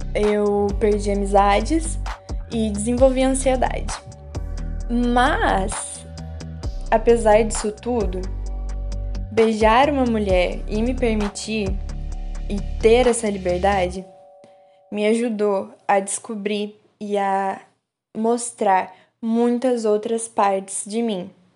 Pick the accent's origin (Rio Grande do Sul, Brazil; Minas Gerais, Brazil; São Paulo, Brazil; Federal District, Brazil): Minas Gerais, Brazil; moved away as an adult; now in Juiz de Fora, Brazil; Mas não morei sempre aqui em Juiz de Fora. Na verdade, eu venho de uma cidade pequena do sul de Minas, uma cidade com pouco mais de 20 mil habitantes